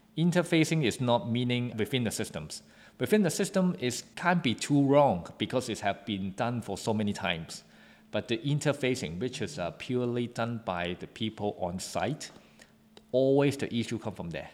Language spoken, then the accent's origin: English; Hong Kong; I come from Hong Kong and then, uh, it's a very good international city